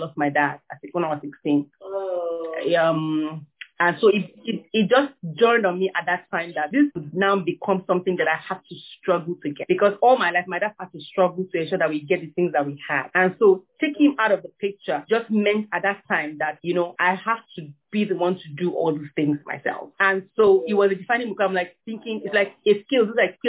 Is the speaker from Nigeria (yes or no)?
yes; Kaduna, Kaduna State, Nigeria; I'm from Kaduna South in Kaduna State. I'm from the minority of my tribe, Nigeria